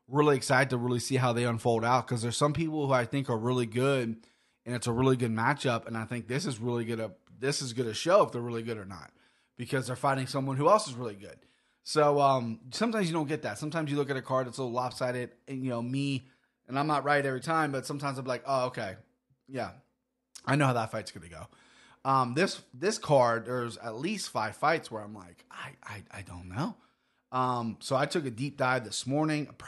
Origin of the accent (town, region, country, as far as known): Cincinnati, Ohio, United States